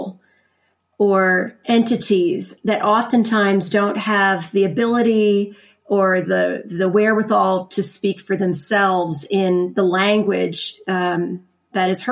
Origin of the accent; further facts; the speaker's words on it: Lancaster County, Pennsylvania, United States; I am from Lancaster County, Pennsylvania, and I grew up there